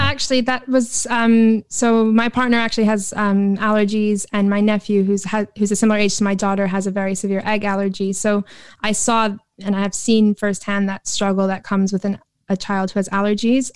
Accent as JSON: {"language": "English", "region": "New York", "country": "United States", "tie": "born or raised there", "moved": "as an adult", "lives_now": "London, United Kingdom", "said": "I was sort of born and bred in New York"}